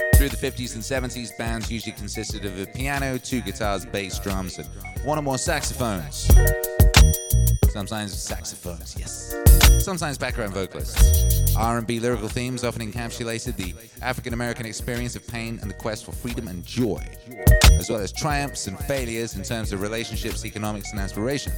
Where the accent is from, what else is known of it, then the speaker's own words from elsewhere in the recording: West Bromwich, West Midlands, United Kingdom; moved away; I was born in West Bromwich.